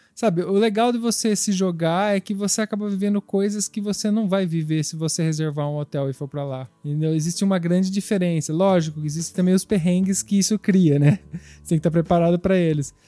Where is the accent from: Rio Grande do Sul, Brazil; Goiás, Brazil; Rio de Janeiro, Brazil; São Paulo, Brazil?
São Paulo, Brazil; São Carlos; now in Italy; De onde eu vim de São Carlos, não tem ninguém, nenhum velhinho